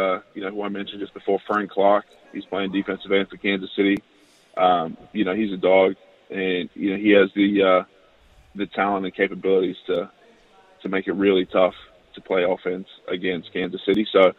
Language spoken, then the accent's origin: English; Australia; It was quite tough playing in Australia, in Brisbane